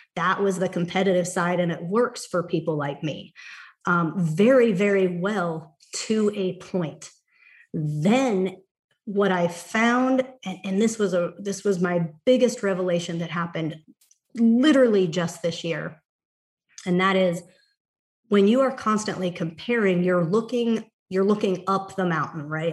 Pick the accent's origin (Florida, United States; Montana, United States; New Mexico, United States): Montana, United States; now in Cave Creek, Arizona, United States; my hometown, Montana.